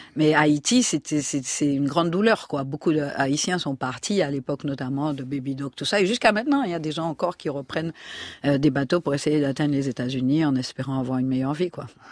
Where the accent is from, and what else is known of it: Martinique